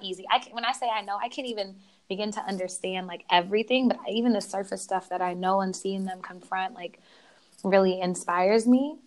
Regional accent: Oklahoma, United States; moved away as an adult; now in California, United States; I was actually born in California, but raised in Oklahoma

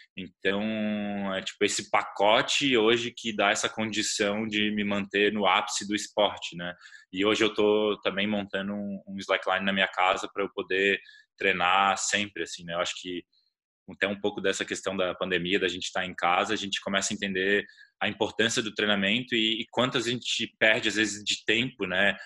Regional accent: Florianópolis, Santa Catarina, Brazil; Eu sou de Floripa, que tem uma comunidade bastante forte

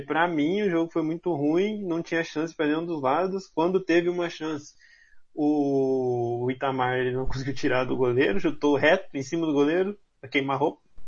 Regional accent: Campo Grande, Mato Grosso do Sul, Brazil; Nasci em Campo Grande

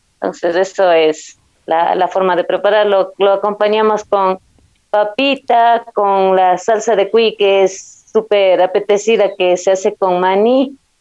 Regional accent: Zumbagua, Cotopaxi, Ecuador; mi, de mi pueblo Zumbagua

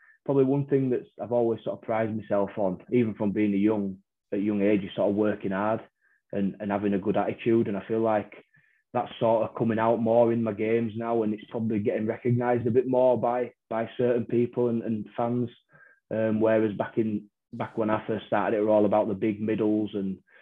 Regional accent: Wakefield, Yorkshire and the Humber, United Kingdom; me being a Wakey lad

